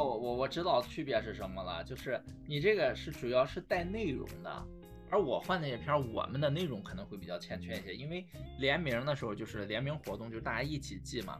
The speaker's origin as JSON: {"language": "Chinese", "town": "Qingdao", "region": "Shandong", "country": "China", "tie": "born or raised there", "said": "因为当时是正好我们在青岛嘛，从小在青岛长大的"}